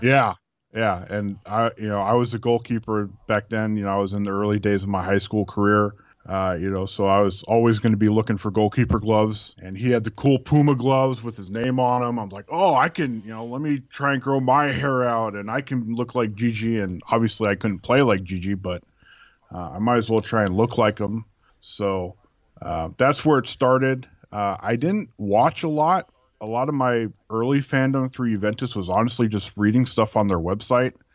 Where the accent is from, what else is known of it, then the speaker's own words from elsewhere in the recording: California, United States; now in Oregon, United States; I grew up in California.